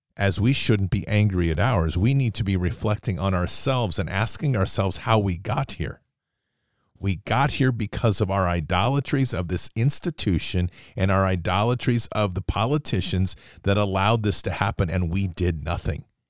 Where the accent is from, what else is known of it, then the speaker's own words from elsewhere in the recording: United States; growing up in the United States